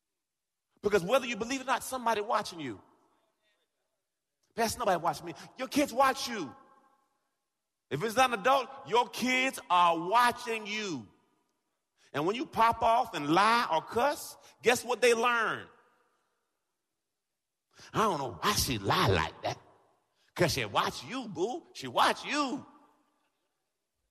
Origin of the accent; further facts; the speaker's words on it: Jamaica; I'm Jamaican